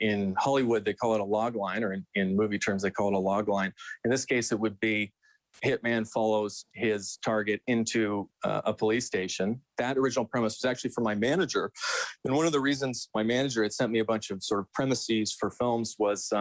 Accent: St. Albert, Alberta, Canada; I'm from here. I grew up outside of Edmonton in St. Albert. So I'm born and bred.

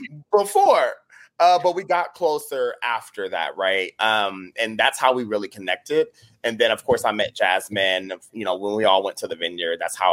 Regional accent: Ohio, United States; now in Washington, D.C., United States; I'm originally from Ohio, actually, but I've lived in D.C. for about 12, 13 years now. So, you know, I never want to insult the native Washingtonians to say I'm from it, but I feel like I'm at this point.

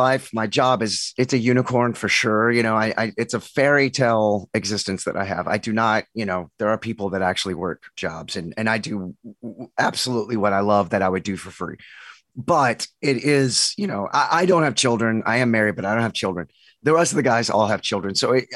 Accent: Texas, United States; It's my office, but I'm from Texas. I was born and raised

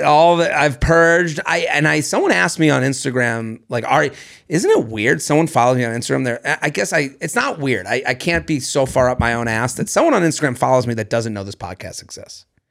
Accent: Needham, Massachusetts, United States; I come from Needham, Massachusetts

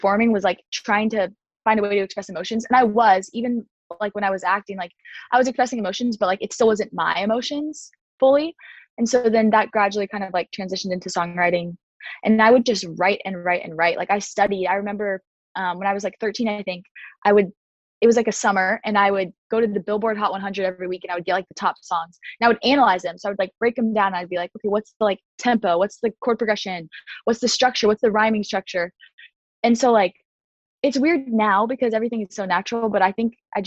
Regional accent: Kansas City, Kansas, United States; my hometown, which is Kansas City, Kansas

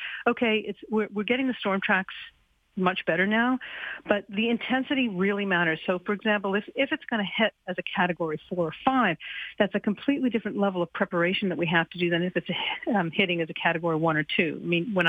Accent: Halifax, Nova Scotia, Canada; I grew up here in Halifax

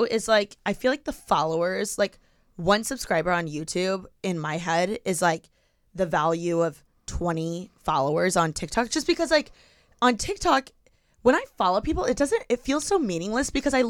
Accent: Midwest, United States; Well, I'm from the Midwest, and, like, I just feel like that's how I grew up.

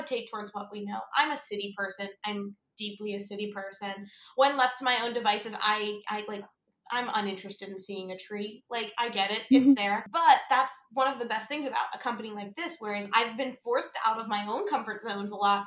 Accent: Pittsburgh, Pennsylvania, United States; I grew up in Pittsburgh

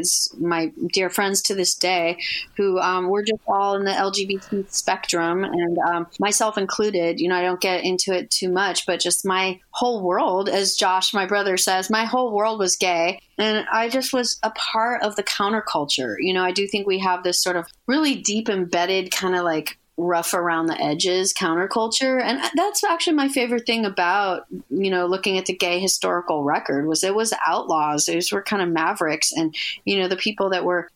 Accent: Los Angeles, California, United States; I grew up in Hollywood

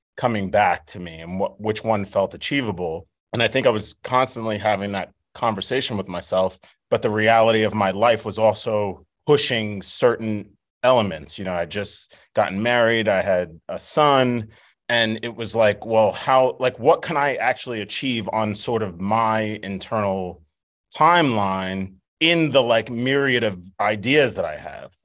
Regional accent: New York City, New York, United States; my hometown, um, of Staten Island

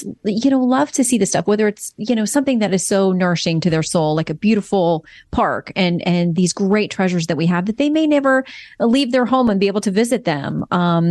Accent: Florida, United States; I grew up down in Florida

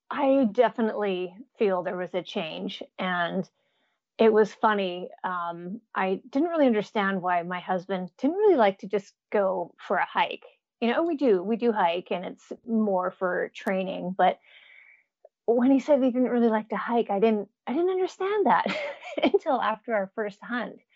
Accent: Jasper, Alberta, Canada; accent: Canadian; now in United States; I'm actually a Canadian, so sometimes that surprises people. I've been in the states for a little over 20 years, so my Canadian accent is usually gone unless I go home for a couple weeks, then it comes back.

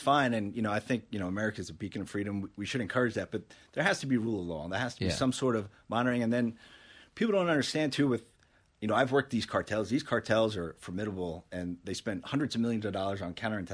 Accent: Levittown, New York, United States; growing up in Levittown

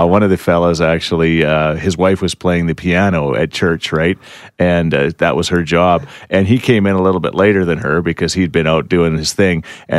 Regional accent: Thorsby, Alabama, United States; When I was a kid growing up in Thorsby, it was kind of tradition for all of the men to usually go from business to business on Christmas Eve

